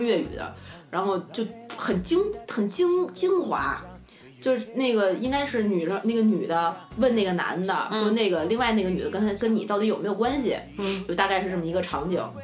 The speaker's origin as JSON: {"language": "Chinese", "region": "Tianjin", "country": "China", "also_born_or_lived": "Beijing", "accent": "Tianjin dialect", "moved": "yes", "said": "我在北京的时候就没有什么人能听出来我是天津人"}